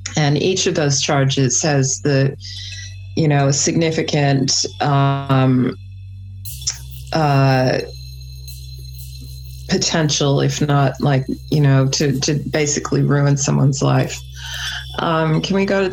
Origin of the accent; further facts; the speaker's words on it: New South Wales, Australia; I'm from New South Wales